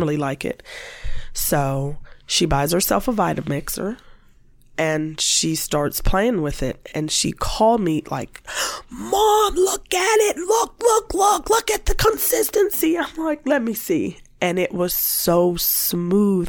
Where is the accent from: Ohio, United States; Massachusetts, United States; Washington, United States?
Ohio, United States; Warren; I happened being in Warren and growing up in Warren